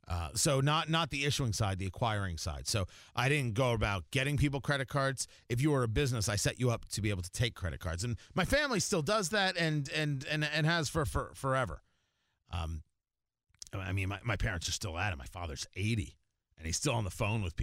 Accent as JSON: {"language": "English", "region": "New Jersey", "country": "United States", "tie": "born or raised there", "also_born_or_lived": "Florida", "moved": "yes", "said": "growing up in New Jersey, as we did, in the shadow of New York, and my parents both being New Yorkers"}